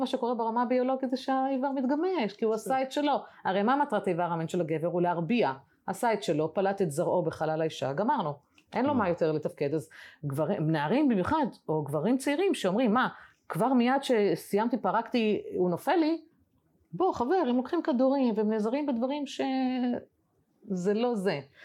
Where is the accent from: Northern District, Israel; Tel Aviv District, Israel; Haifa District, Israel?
Haifa District, Israel; the Krayot; moved away; אני במקור בקריות, אני עכשיו יצאתי לחיי נוודות